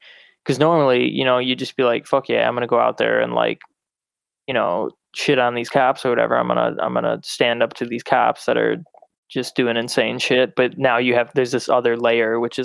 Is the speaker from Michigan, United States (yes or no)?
yes; Davisburg, Michigan, United States; moved away as an adult; now in Chicago, United States; I'm not from Clarkston, but I'm from Davisburg, which nobody knows where the fuck that is